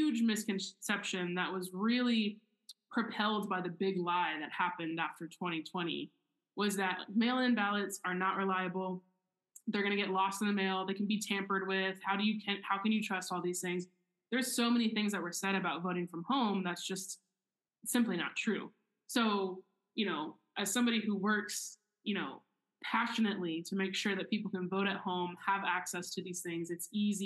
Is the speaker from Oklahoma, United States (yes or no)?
yes; Oklahoma, United States; I grew up in Oklahoma, which I think has like one of the worst voter turnout rates in the country